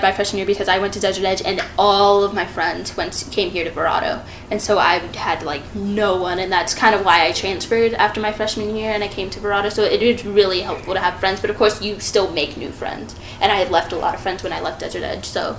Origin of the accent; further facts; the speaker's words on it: Australia; now in United States; I'm from Australia. I was born there